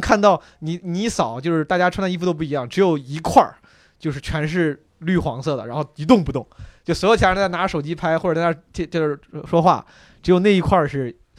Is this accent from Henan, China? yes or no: yes; Henan, China; 我老家河南的嘛